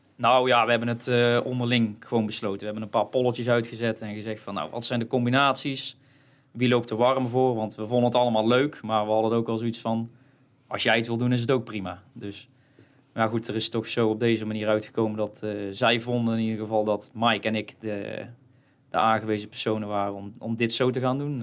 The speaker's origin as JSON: {"language": "Dutch", "town": "Kruisland", "region": "North Brabant", "country": "Netherlands", "said": "ik kom uit Kruisland"}